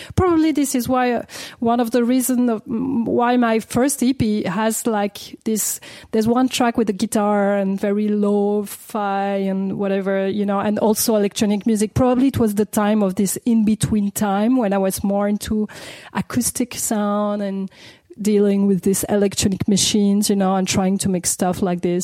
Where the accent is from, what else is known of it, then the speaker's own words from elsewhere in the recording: Paris, Île-de-France, France; I grew up in Paris. My mom was English and my father's French, so I like I was born and raised in Paris, never moved from Paris